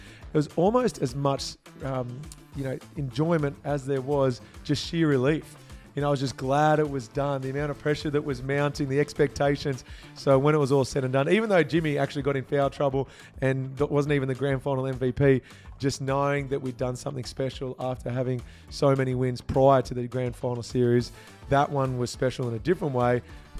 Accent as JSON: {"language": "English", "town": "Gloucester", "region": "New South Wales", "country": "Australia", "tie": "born or raised there", "moved": "yes", "said": "Even if you go back to country New South Wales, the town I grew up in called Gloucester"}